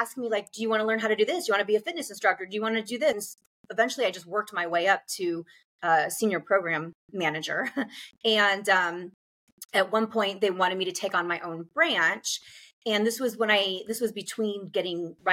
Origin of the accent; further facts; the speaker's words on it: Nebraska, United States; moved away as an adult; I grew up in Nebraska, and at the time that I was growing up, I was a child in the 80s